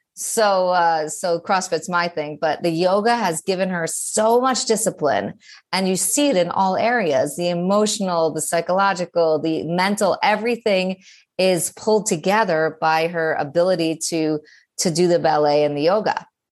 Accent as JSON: {"language": "English", "town": "New York City", "region": "New York", "country": "United States", "said": "I'm clearly a New Yorker"}